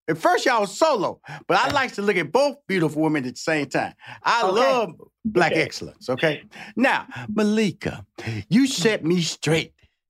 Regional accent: Houston, Texas, United States; I'm from Houston, Texas. So I claim all parts. So you have to go through East Texas to get to my hometown of Houston, Texas.

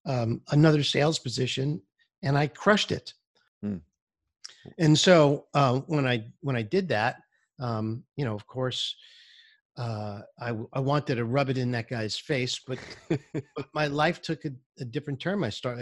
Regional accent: New York City, New York, United States; moved away as an adult; also born or lived in Boston, Massachusetts; now in Florida, United States; I was born in Brooklyn, New York, and I lived there until I was 18 years old, really. And then I moved to Boston and I moved to the outskirts of Boston

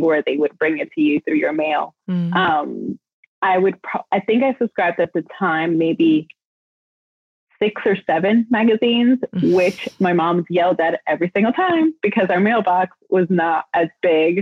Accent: New York City, New York, United States; I was born and raised in New York City

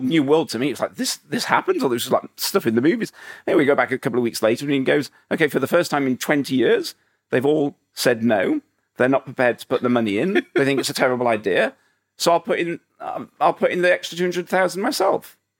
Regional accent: Huddersfield, Yorkshire and the Humber, United Kingdom; moved away; I was a guy from Huddersfield

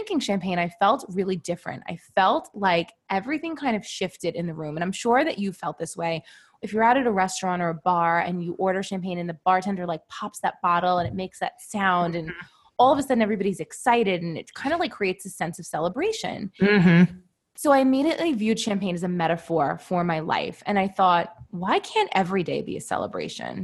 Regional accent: New York City, New York, United States; also born or lived in Manhattan; I currently live in Manhattan, but I grew up in Brooklyn

